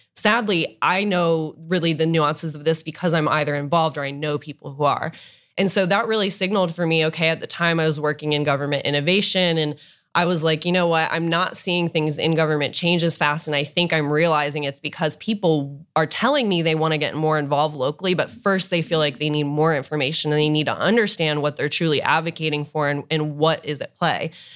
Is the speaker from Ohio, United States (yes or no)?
yes; Dublin, Ohio, United States; also born or lived in Oxford, Ohio / Washington, D.C.; I grew up in Dublin, um, lived there my whole life up until college